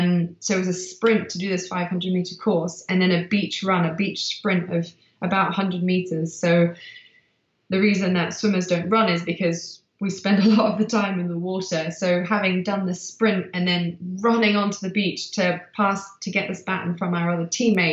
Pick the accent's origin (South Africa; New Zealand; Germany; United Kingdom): South Africa; because I was born in South Africa, a race I used to do as a kid.